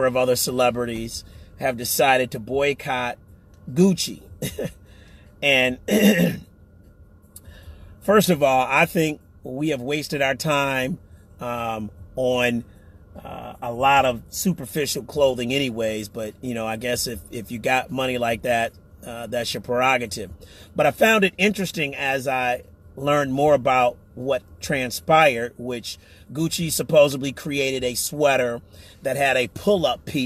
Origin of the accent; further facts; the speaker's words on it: United States; we as American citizens